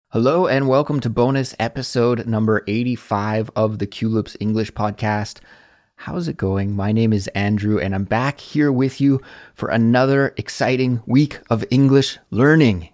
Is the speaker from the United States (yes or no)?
no; Canada; moved away as an adult; now in South Korea; a Canadian living abroad in South Korea